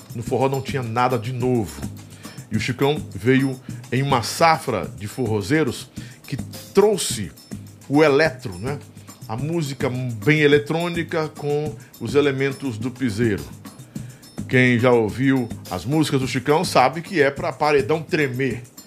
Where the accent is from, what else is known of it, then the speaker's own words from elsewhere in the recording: Northeast Brazil, Brazil; nós, nordestinos